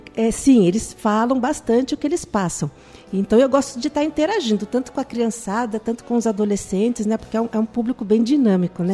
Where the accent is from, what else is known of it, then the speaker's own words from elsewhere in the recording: Itapetininga, São Paulo, Brazil; Nós somos de Tapetininga